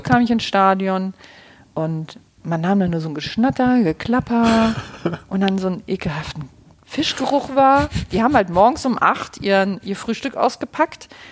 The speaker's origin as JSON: {"language": "German", "town": "Kiel", "region": "Schleswig-Holstein", "country": "Germany", "also_born_or_lived": "Leverkusen", "moved": "as an adult", "said": "ich komme aus Kiel"}